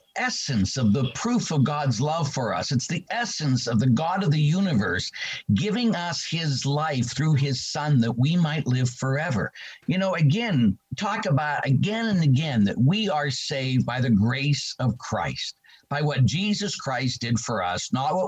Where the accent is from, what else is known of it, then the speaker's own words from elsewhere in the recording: Pittsburgh, Pennsylvania, United States; I grew up in the city of Pittsburgh